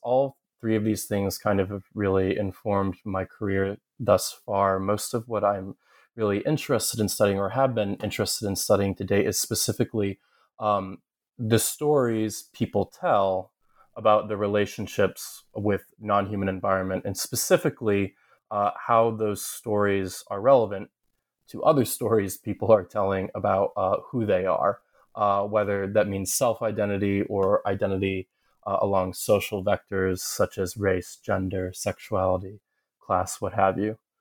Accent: Southern Ohio, United States; born or raised there; moved away as an adult; also born or lived in upstate New York / Kentucky / Massachusetts / Connecticut

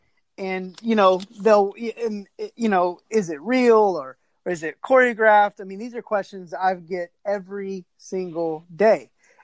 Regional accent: Texas, United States; You know, I'm from Texas.

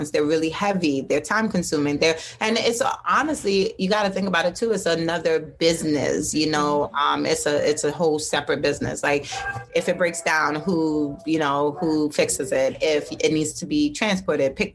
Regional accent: Jamaica; saltfish. I'm mad Jamaican.

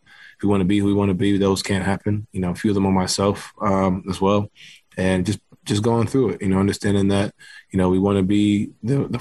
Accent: New York City, New York, United States; moved away; I grew up playing basketball in New York City

